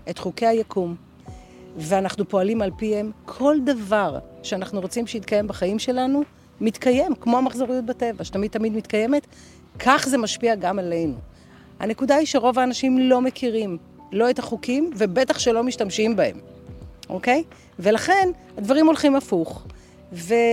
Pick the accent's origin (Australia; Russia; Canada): Australia; אני אוסטרלית, by definition, עם פספורט. אה, חייתי כמה שנים טובות באוסטרליה.